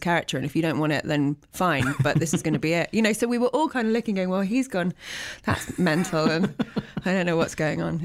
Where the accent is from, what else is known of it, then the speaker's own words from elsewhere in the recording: Teddington, London, United Kingdom; I was born in Teddington, which is a suburb of London